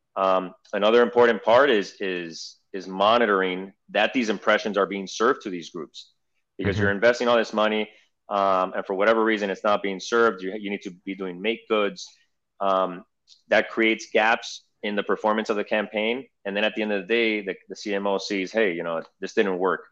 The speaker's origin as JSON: {"language": "English", "town": "Miami", "region": "Florida", "country": "United States", "tie": "born or raised there", "said": "I'm a second generation Argentinian. I was born here in Miami, um, English speaking, bilingual, fully bilingual"}